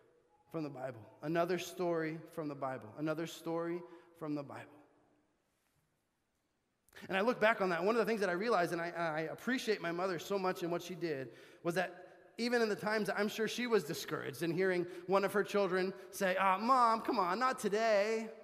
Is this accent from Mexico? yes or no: no; Bolivia; I grew up in Bolivia, South America, if you didn't know that, and I went to a missionary kids school, which was about 35 minutes from our house.